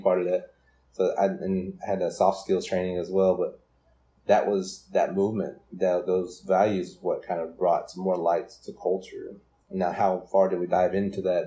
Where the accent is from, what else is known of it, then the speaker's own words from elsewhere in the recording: Brooklyn, Oklahoma, United States; also born or lived in Durant, Oklahoma; I grew up in Brooklyn, Oklahoma, and I graduated from there in 2009.